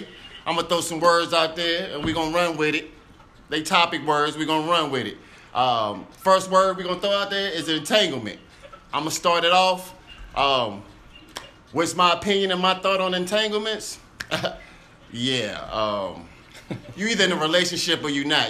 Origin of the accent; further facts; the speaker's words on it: Virginia, United States; from the Two Up, Two Down, Virginia